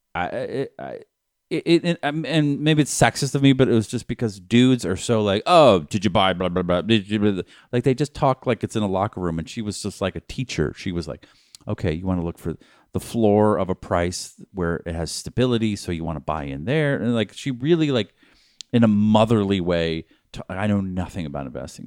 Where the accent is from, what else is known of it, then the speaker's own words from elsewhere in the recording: Newton, Massachusetts, United States; From my hometown.